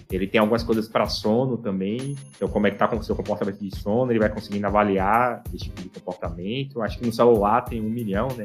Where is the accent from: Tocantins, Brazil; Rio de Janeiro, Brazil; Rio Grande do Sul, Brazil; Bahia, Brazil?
Bahia, Brazil; Salvador; eu sou de Salvador